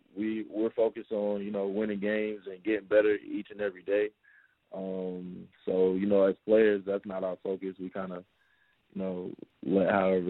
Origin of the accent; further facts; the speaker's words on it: Charlotte, North Carolina, United States; also born or lived in Brooklyn, New York; From Charlotte, North Carolina.